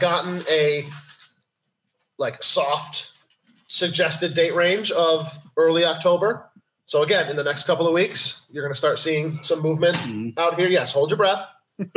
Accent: Alexander, New York, United States; That's like my hometown

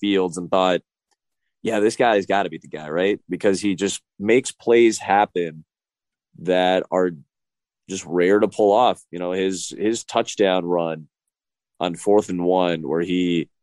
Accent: Chicago, Illinois, United States; born or raised there

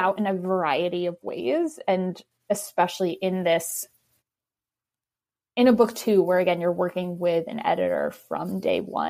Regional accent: New York City, New York, United States; being a New Yorker

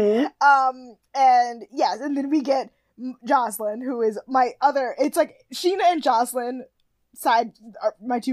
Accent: Alaska, United States; Because I grew up in Alaska.

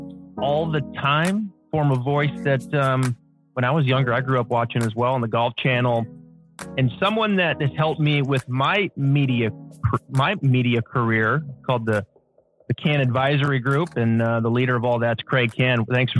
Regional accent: West Coast, United States; I'm from the West Coast

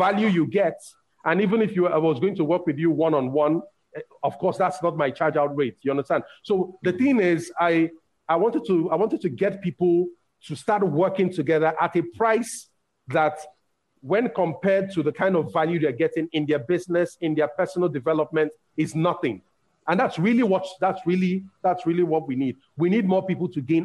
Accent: Nigeria; English is a second language; I'm from Nigeria

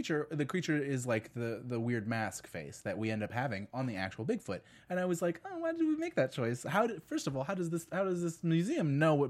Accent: San Diego, California, United States; And I grew up in San Diego

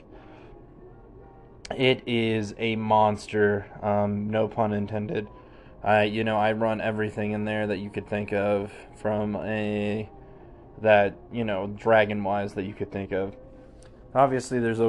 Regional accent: Denver, Colorado, United States; I am from Denver, Colorado. I was born and raised here. I'm a native

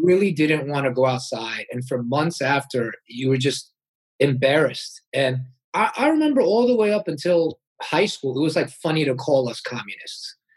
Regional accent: United States; I was born in America

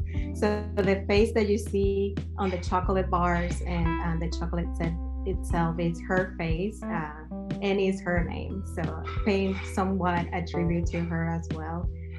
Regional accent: Venezuela; moved away; As you know, well, I'm from Venezuela.

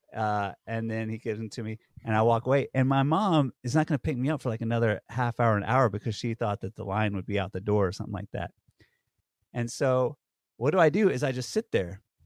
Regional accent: Georgia, United States; now in New York, United States; I grew up in Georgia

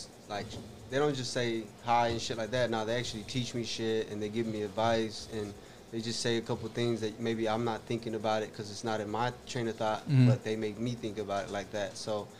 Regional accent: California, United States; now in Houston, United States; I'm actually from California

